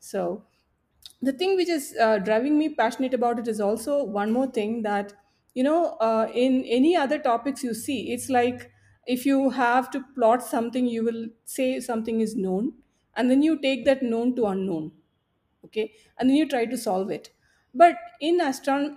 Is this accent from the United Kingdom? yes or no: no; Palakkad, Kerala, India; I was growing up in Palakkad